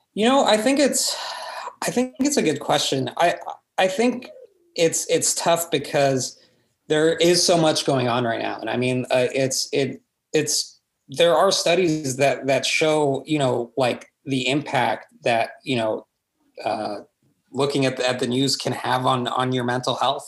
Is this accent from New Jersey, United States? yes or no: no; Corpus Christi, Texas, United States; now in San Antonio, United States; my hometown is Corpus Christi